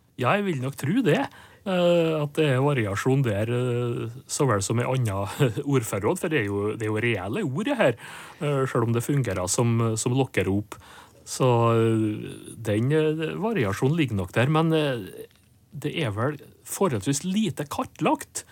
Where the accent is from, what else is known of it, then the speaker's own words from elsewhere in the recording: inner Nordmøre, Møre og Romsdal, Norway; der jeg kommer fra, på indre Nordmøre, der var det porre som var lokkeropet